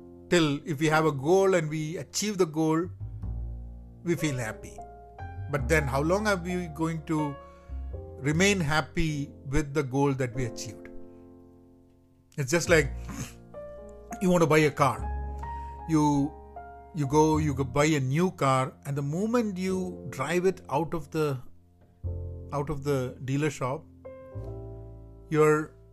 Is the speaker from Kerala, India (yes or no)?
yes; Kerala, India; growing up in Kerala